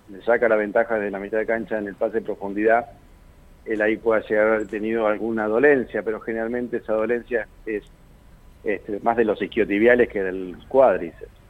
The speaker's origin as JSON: {"language": "Spanish", "town": "Gualeguaychú", "region": "Entre Ríos", "country": "Argentina", "tie": "born or raised there", "moved": "yes", "said": "yo no soy de la ciudad. Yo soy nacido en Gualeguaychú, en la provincia Entre Ríos."}